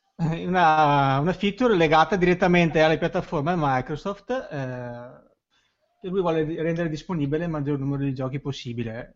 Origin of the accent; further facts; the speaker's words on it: Veneto, Italy; accent: Venetian; Io sono quello con l'accento veneto